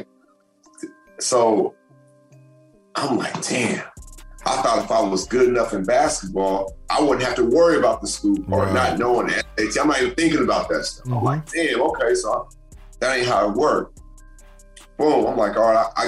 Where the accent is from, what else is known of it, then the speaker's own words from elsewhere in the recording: Seattle, Washington, United States; also born or lived in Los Angeles; I'm from Seattle.